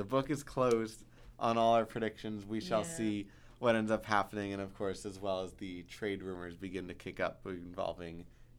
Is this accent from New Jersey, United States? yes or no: no; New York, United States; As a New Yorker, Buffalo is not New York.